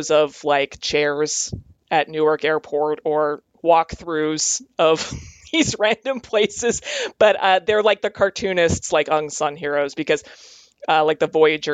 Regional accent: Calgary, Alberta, Canada; I grew up in Calgary, Alberta.

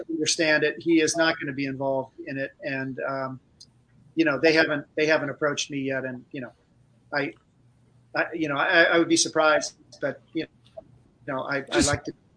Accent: Cleveland, Ohio, United States; I grew up in Cleveland

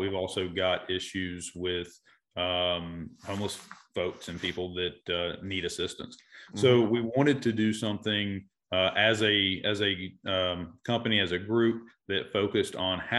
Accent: Asheville, North Carolina, United States; I am native to Asheville. I'm a real estate broker here in Western North Carolina. Born and raised in North Asheville area

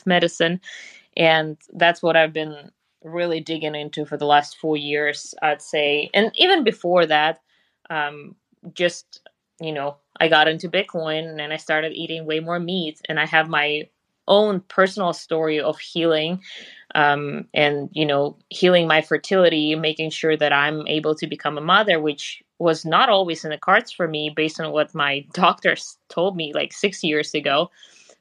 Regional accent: Siberia, Russia; English is a second language; moved away as an adult; now in Austin, United States; growing up in Russia, in Siberia specifically, I somehow got into sailing, which is funny because the lake in my hometown was frozen for 8 months out of the year

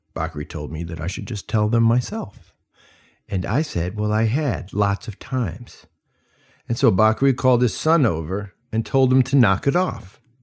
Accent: United States; also born or lived in Mali; as an American serving in the Peace Corps

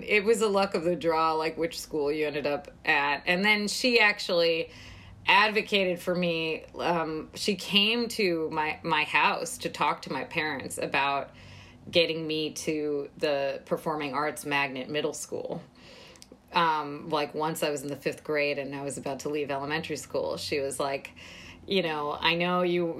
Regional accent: India; now in United States; as an Indian immigrant, first generation

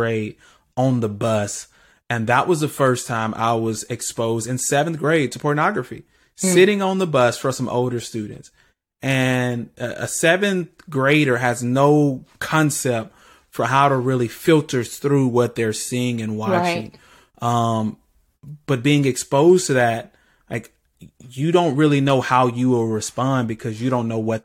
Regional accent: Birmingham, Alabama, United States; I grew up in the city. I grew up in Birmingham

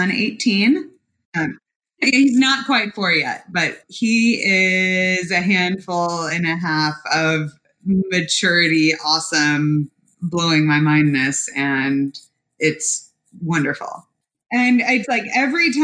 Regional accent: Park City, Utah, United States; moved away as an adult; also born or lived in Memphis, Tennessee / Boulder, Colorado / New York City / Southwest Michigan; now in Chicago, United States; Until I was 9, I was in Memphis, and then 9 through 18, I was in Park City, Utah

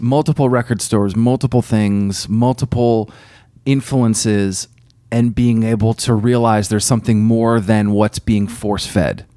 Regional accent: Burlington, Vermont, United States; I grew up in Burlington, Vermont

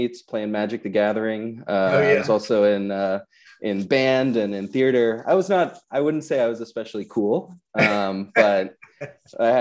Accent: Maine, United States; So I grew up in Maine. I grew up in kind of a more rural part of Maine on the coast

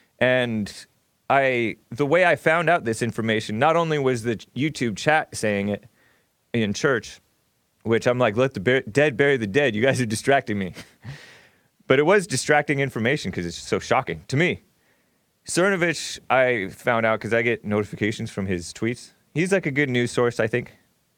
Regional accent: El Monte, California, United States; I grew up in El Monte

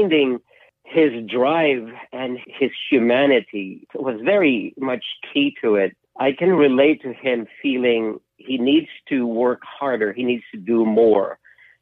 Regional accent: Philippines; moved away as an adult; also born or lived in London; now in United States; Growing up in the Philippines

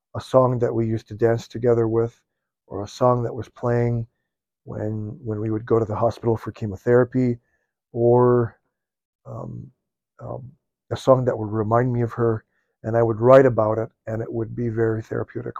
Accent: Midwest, United States; I'm born and raised in the Midwest

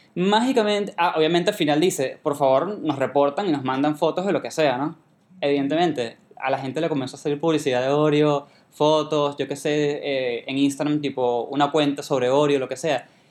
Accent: Venezuela; moved away; soy de Venezuela

